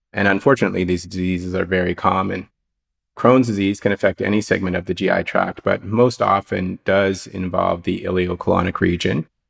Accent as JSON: {"language": "English", "town": "Halifax", "region": "Nova Scotia", "country": "Canada", "tie": "born or raised there", "also_born_or_lived": "Calgary / Los Angeles", "said": "I'm working out of Dartmouth General Hospital in Halifax, Nova Scotia. It's my hometown, so I'm a blue noser, born and raised in Nova Scotia."}